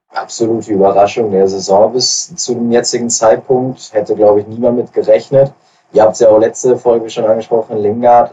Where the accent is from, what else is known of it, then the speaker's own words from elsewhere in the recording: Ruhr area, North Rhine-Westphalia, Germany; bei uns im Westen, ähm, im, im Ruhrgebiet